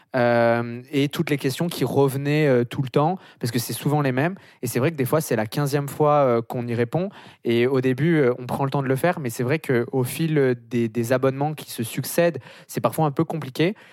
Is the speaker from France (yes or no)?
yes; France; moved away as an adult; now in Montreal, Canada; on est français